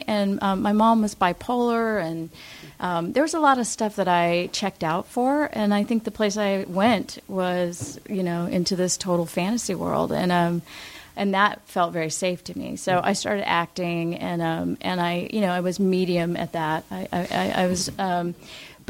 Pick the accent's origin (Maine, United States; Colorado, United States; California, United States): California, United States; Los Angeles; I grew up here in Los Angeles